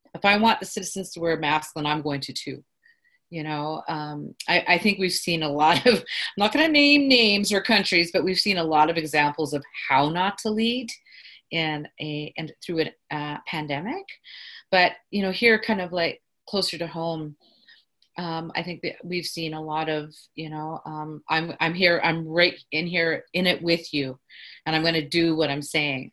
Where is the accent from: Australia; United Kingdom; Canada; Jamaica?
Canada; Carcross, Yukon; now in Whitehorse, Canada; I'm from the Carcross Tagish First Nation